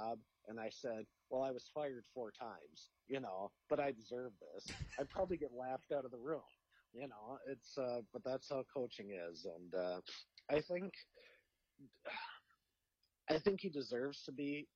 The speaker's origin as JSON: {"language": "English", "region": "Minnesota", "country": "United States", "said": "as a Minnesotan"}